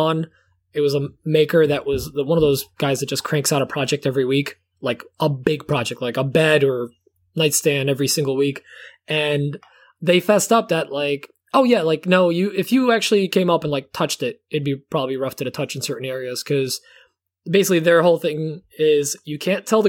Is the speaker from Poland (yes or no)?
yes; Poland; moved away; growing up in Poland